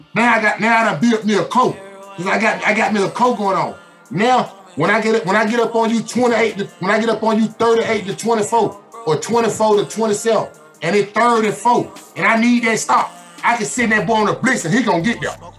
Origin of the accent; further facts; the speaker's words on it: Atlanta, Georgia, United States; I'm from Atlanta